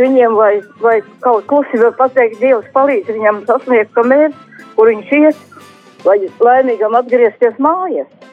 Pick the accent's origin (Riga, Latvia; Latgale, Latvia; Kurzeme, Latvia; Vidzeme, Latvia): Kurzeme, Latvia; Ventspils; es esmu Ventspilnieks